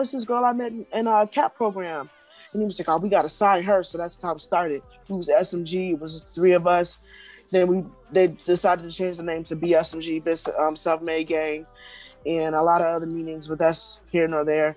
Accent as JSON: {"language": "English", "town": "Milwaukee", "region": "Wisconsin", "country": "United States", "said": "I'm from Milwaukee, Wisconsin."}